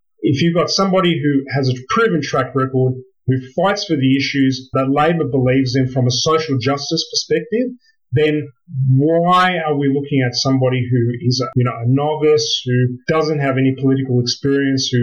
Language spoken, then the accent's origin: English; Sydney, New South Wales, Australia; Growing up in Villawood